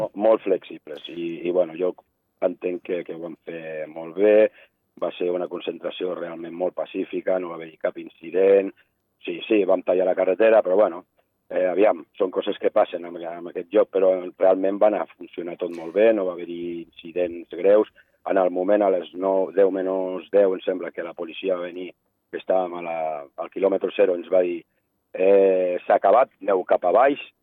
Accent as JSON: {"language": "Catalan", "country": "Andorra", "said": "nosaltres, com a andorrans"}